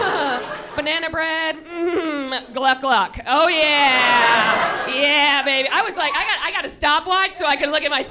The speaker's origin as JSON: {"language": "English", "town": "Buffalo", "region": "New York", "country": "United States", "moved": "yes", "lives_now": "New York City, United States", "said": "I'm from Buffalo"}